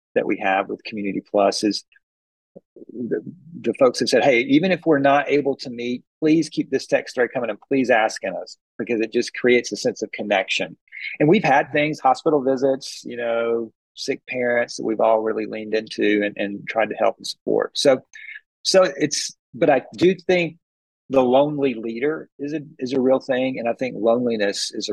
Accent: Atlanta, Georgia, United States; I'm from Atlanta

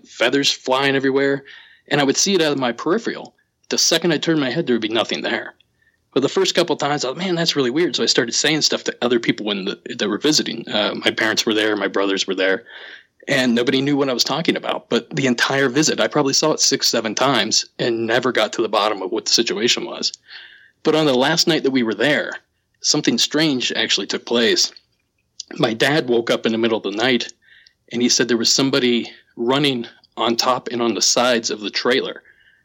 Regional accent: Southeast Ohio, United States; I grew up in Southeast Ohio

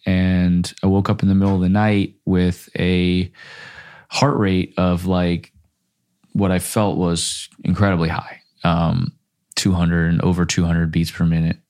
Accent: Florida, United States; moved away as an adult; also born or lived in Minnesota; now in Los Angeles, United States; grew up in Florida

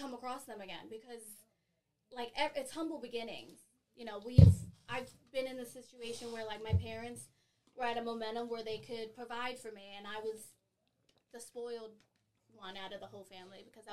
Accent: Philadelphia, Pennsylvania, United States; also born or lived in San Bernardino, California / Long Beach, California / Fontana, California / Massachusetts; I grew up in South Philly

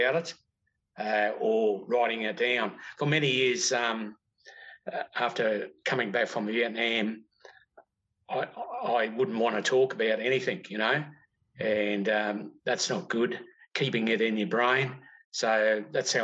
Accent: Melbourne, Victoria, Australia; I was born in Melbourne, 1948, March

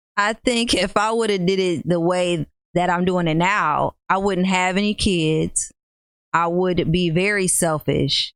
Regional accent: Rockford, Illinois, United States; I'm from Rockford, Illinois. Been born here and raised

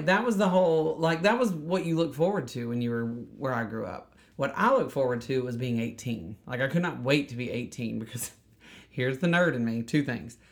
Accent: Bug Tussle, Alabama, United States; growing up in Bug Tussle

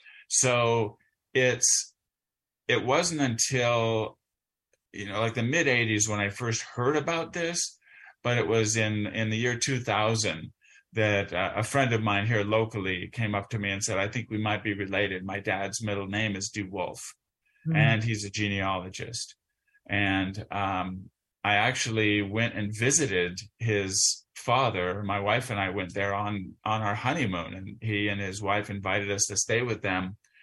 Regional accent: Southern California, United States; I grew up in Southern California. Pretty troubled times in terms of race relations in Southern California. I was in junior high school during the Watts riots.

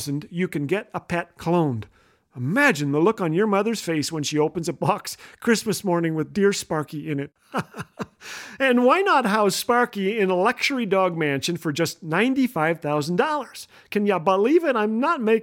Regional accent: Canada; if you live in an igloo like I do as a Canadian

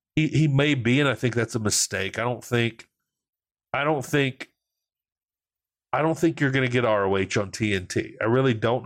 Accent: Louisiana, United States; I'm from Louisiana. We embrace pettiness.

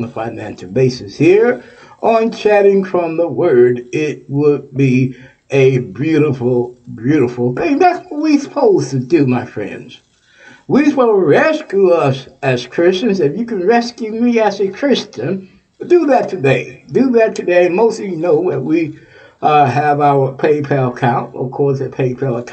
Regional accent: Texas, United States; now in Ohio, United States; Texas, my home state, Texas

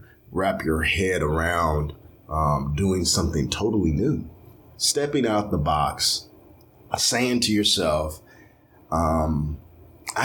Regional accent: Louisville, Kentucky, United States; I'm from Louisville, Kentucky.

